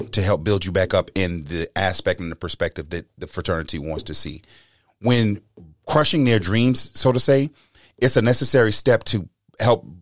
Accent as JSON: {"language": "English", "town": "Charleston", "region": "South Carolina", "country": "United States", "tie": "born or raised there", "said": "I can say that I, I used to brag about the fact growing up in Charleston with religious parents"}